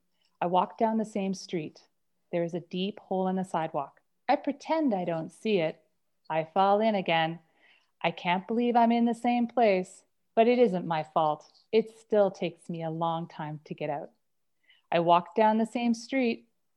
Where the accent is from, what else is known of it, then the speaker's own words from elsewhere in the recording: Toronto, Ontario, Canada; also born or lived in Lower Sackville; now in Calgary, Canada; So quickly, I ping-ponged back and forth between Toronto and a suburb of Halifax called Lower Sackville. So I was Toronto, Sackville, Toronto, Sackville, Toronto. That's where I grew up.